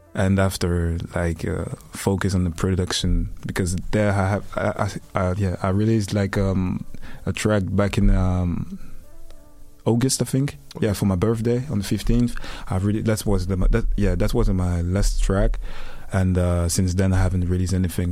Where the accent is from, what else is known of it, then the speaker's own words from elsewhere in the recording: Liège, Wallonia, Belgium; I come from Belgium, Liège, Katmil. Ah, represent my city.